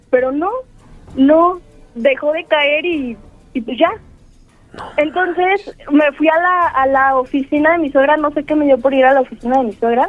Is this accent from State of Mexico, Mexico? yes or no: yes; State of Mexico, Mexico; De aquí, del Estado de México.